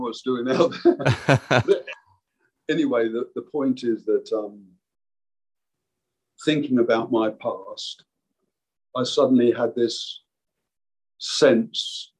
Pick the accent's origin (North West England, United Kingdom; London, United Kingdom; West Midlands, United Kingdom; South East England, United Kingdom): South East England, United Kingdom; Canterbury; moved away as an adult; also born or lived in Bristol; we moved away to Bristol from Canterbury, where I grew up.